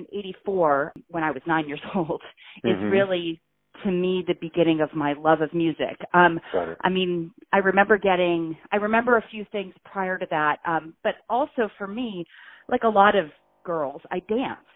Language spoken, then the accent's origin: English; Irvine, California, United States; now in San Diego, United States; I grew up in Irvine, California, which is in Orange County